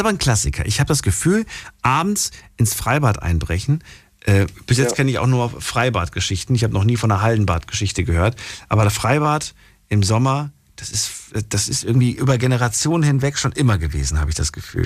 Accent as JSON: {"language": "German", "region": "East Germany", "country": "Germany", "said": "ich komme ja aus der DDR"}